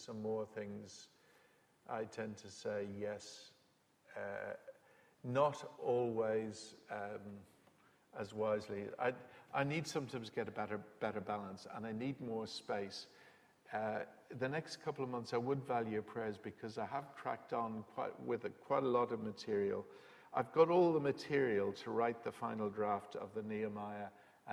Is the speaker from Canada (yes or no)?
no; Dublin, Leinster, Ireland; now in England; I come from Dublin, as you know. My wife's English. My kids were born here